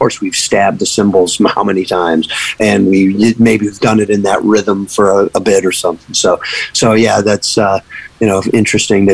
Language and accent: English; Buffalo, New York, United States; moved away as an adult; now in Tampa, United States; we're actually from Buffalo, New York. So that's where the band started